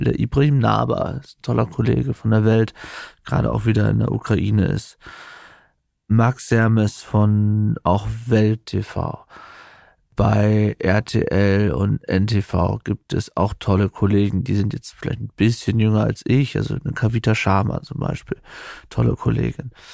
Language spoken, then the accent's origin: German; East Frisia, Lower Saxony, Germany; moved away; als ich als Jugendlicher in Ostfriesland aufgewachsen bin